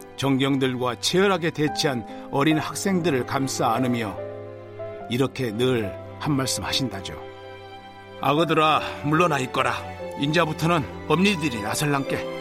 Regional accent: Gwangju, South Korea; 제 고향 강주

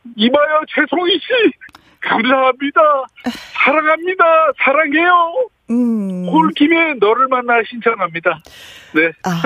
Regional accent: Sokcho, Gangwon, South Korea; moved away as an adult; now in Jeju, South Korea; 같은 강원도 출신입니다

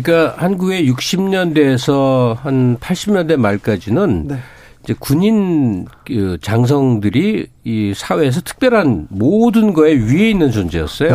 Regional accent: Seoul, South Korea; 저는 서울에서 나고 자랐기 때문에

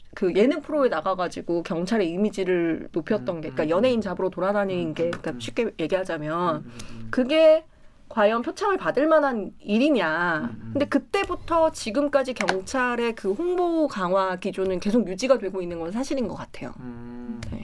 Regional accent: Cheongju, North Chungcheong, South Korea; 저 청주 출신인데

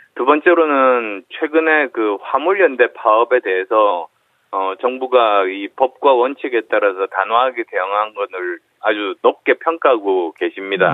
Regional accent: Busan, South Korea; moved away; also born or lived in Seoul / Gyeonggi; 부산 경남이 제 고향이어서

